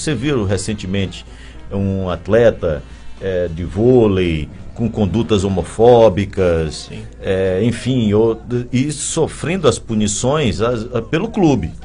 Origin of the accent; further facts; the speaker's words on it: São Luís, Maranhão, Brazil; eu sou daqui, mesmo sendo torcedor do MAC